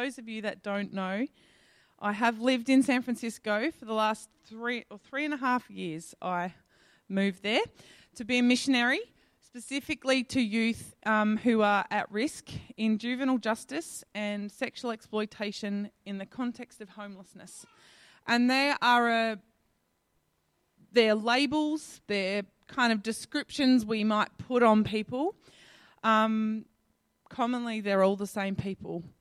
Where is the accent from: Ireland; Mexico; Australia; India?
Australia; Adelaide, South Australia; moved away as an adult; I'm a girl from Adelaide